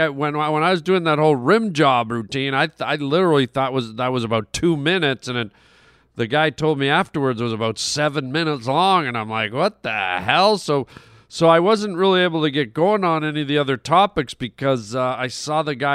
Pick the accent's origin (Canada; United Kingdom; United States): Canada; I grew up in Canada